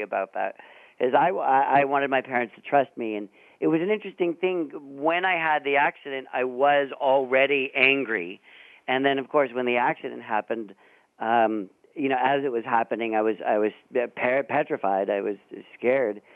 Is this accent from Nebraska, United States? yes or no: no; San Francisco Bay Area, California, United States; I grew up in the Bay Area up north